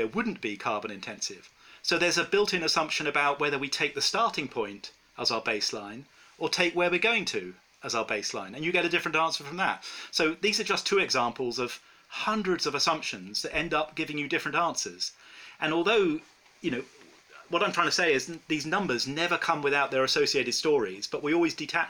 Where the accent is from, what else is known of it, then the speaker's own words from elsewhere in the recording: England, United Kingdom; I'm from England